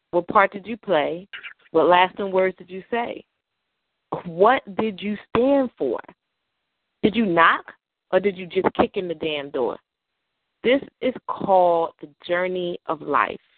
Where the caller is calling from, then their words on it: New York, United States; Well, I'm in New York, as you guys know, and I am slowly making my way to Maryland